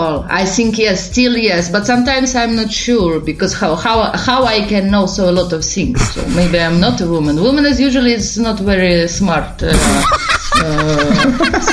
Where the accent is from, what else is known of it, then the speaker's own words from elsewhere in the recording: Odesa, Odesa Oblast, Ukraine; English is a second language; moved away as an adult; also born or lived in Kyiv, Ukraine; now in Italy; Originally, I'm from Ukraine, from city Odessa. But I lived last years in Kyiv capital